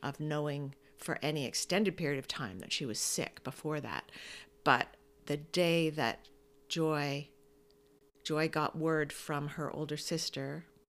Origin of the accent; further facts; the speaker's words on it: Toronto, Ontario, Canada; born there; And then I was born in Toronto.